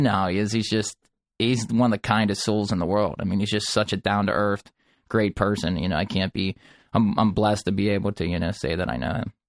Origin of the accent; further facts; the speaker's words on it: Dormont, Pennsylvania, United States; I grew up in Pittsburgh in a small town called Dormont, and I'm, I, I still reside in Pittsburgh